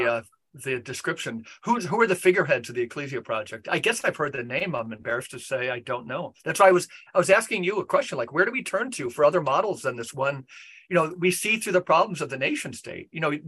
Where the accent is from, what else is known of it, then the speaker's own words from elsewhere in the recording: United States; than I do maybe as an American citizen, right?